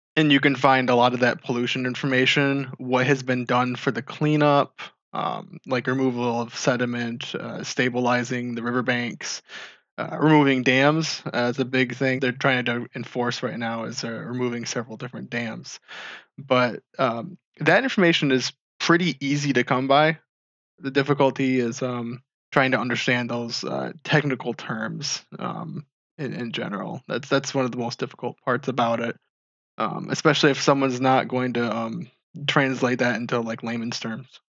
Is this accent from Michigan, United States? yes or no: yes; Marshall, Michigan, United States; I grew up in Marshall, Michigan